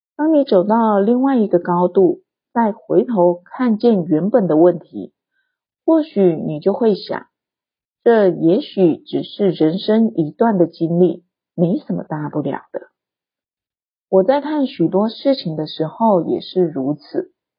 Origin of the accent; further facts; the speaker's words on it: Taiwan; 我出生在台湾经济起飞的年代